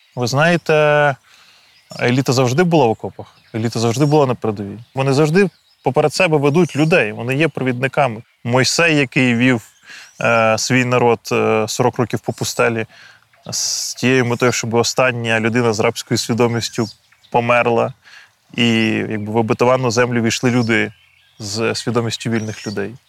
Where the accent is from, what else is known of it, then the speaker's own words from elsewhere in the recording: Boyarka, Kyiv Oblast, Ukraine; Я народився у містечку Боярка на Київщині.